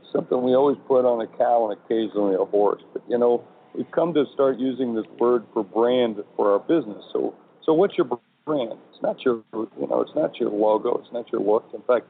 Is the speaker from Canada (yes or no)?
no; South Dakota, United States; moved away; I'm originally from South Dakota